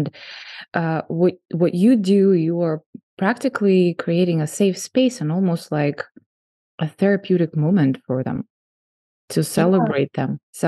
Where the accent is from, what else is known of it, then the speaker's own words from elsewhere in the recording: Russia; now in United States; I mean, I came from Russia, and I think in Russia, it's even like worse than here.